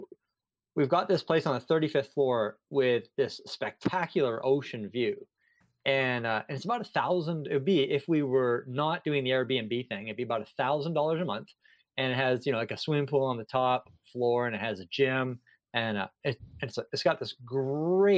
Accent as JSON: {"language": "English", "country": "Canada", "tie": "born or raised there", "also_born_or_lived": "Singapore", "moved": "as an adult", "said": "I grew up in Canada, and I was a public school teacher there."}